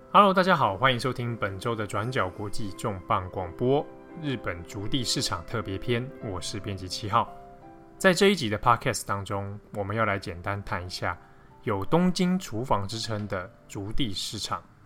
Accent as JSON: {"language": "Chinese", "country": "Taiwan", "said": "我们是从台湾来的"}